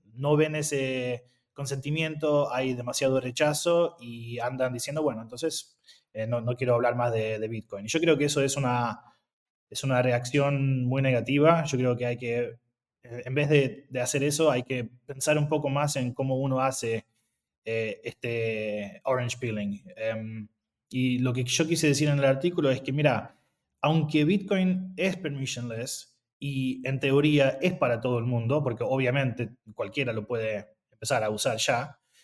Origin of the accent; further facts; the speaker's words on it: Argentina; moved away; yo soy argentino